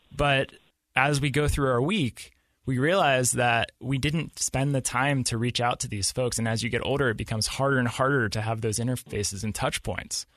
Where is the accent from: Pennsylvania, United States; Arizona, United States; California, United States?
Pennsylvania, United States; Pittsburgh; moved away as an adult; now in Utah, United States; I grew up in Pittsburgh, Pennsylvania, and I moved out to Utah about six years ago.